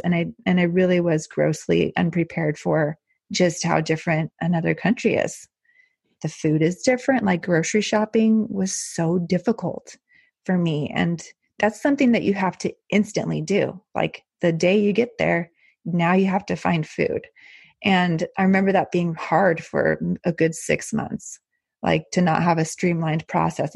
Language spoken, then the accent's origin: English; El Paso, Texas, United States; moved away as an adult; now in Netherlands; I grew up in El Paso, Texas, which is right on the border of Mexico.